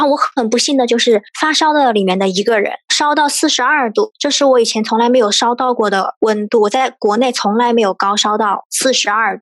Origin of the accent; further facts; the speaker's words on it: China; also born or lived in Exeter, United Kingdom; 我们中国人